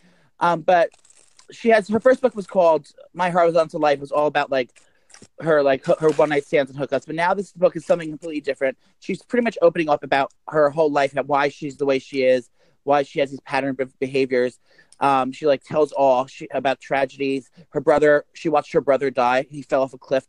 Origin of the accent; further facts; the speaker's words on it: New Jersey, United States; We're both comedians from New Jersey.